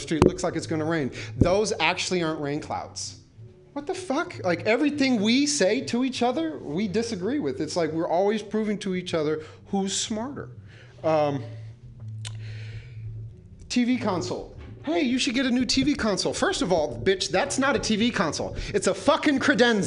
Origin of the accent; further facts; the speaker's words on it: San Francisco, California, United States; I grew up in and around the Castro